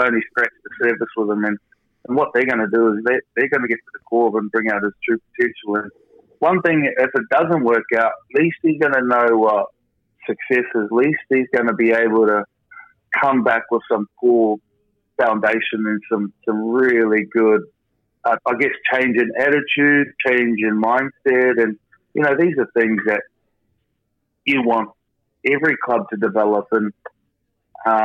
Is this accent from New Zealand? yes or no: yes; New Zealand; moved away